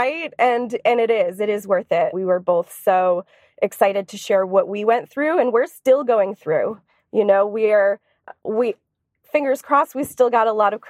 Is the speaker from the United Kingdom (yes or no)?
no; Boston, Massachusetts, United States; moved away as an adult; now in Los Angeles, United States; But I moved here to Los Angeles from Boston, Massachusetts, where I was born and raised.